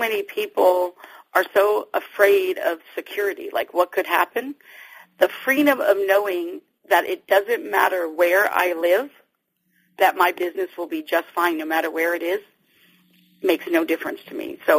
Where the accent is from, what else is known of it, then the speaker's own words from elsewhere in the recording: Las Vegas, Nevada, United States; moved away as an adult; now in Dallas, United States; Las Vegas, which is where I grew up. I'm in Dallas now